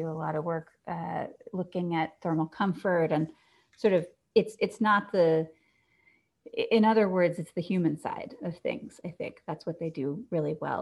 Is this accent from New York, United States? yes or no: no; Atlanta, Georgia, United States; I grew up in Atlanta